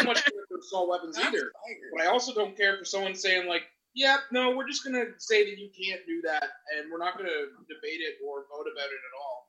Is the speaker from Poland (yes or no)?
no; Canada; We're from Canada.